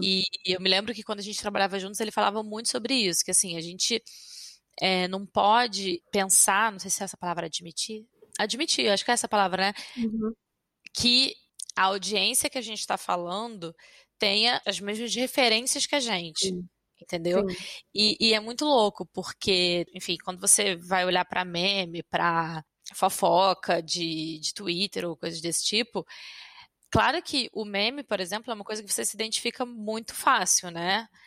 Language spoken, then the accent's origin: Portuguese; Rio de Janeiro, Brazil; moved away as an adult; now in France; sou do Rio